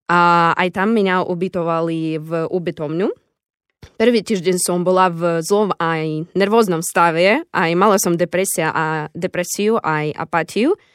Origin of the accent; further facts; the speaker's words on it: Zaporizhzhia, Zaporizhzhia Oblast, Ukraine; Slovak is a second language; moved away as an adult; also born or lived in Nitra, Slovakia; now in Košice, Slovakia; No aj ja som z Zaporožia, som z východu Ukrajiny, tak musela som cestovať 3 dní z Ukrajiny na Slovensko